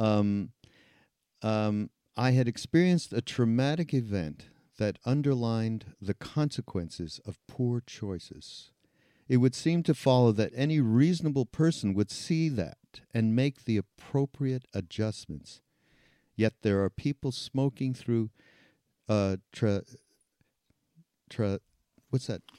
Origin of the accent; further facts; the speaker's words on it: Canada; I'm from Canada